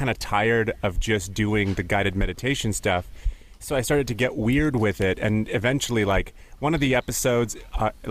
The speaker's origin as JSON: {"language": "English", "region": "Minnesota", "country": "United States", "tie": "born or raised there", "also_born_or_lived": "Ukraine"}